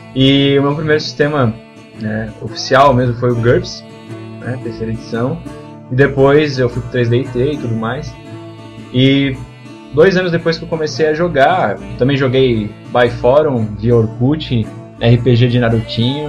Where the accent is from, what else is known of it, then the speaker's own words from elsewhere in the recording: Blumenau, Santa Catarina, Brazil; a gente é de Blumenau, Santa Catarina